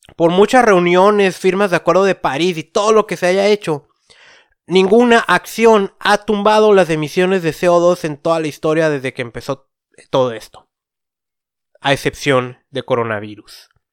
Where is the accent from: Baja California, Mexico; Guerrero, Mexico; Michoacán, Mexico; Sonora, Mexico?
Baja California, Mexico; Tijuana; yo que vengo de Tijuana, que se habla que es una ciudad muy, violenta